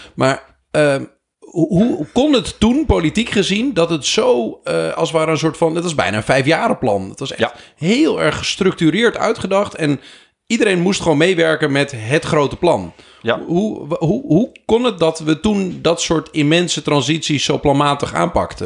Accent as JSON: {"language": "Dutch", "region": "Groningen", "country": "Netherlands", "said": "Ik ben ook een Groninger"}